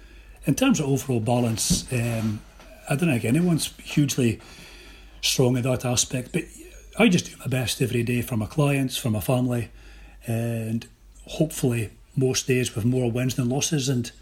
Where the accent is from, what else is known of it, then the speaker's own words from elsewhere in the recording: Kintore, Scotland, United Kingdom; also born or lived in Aberdeen; I was born in Aberdeen, 1969. A proper northeast bumpkin, so I was brought up in a croft beside Kintore.